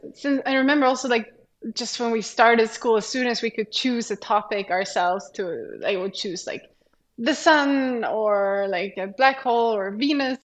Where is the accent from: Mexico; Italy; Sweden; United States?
Sweden; moved away; I'm from Sweden. And there you kind of choose a direction already when you start high school. So in mm-hmm. high school, I studied like uh, the science program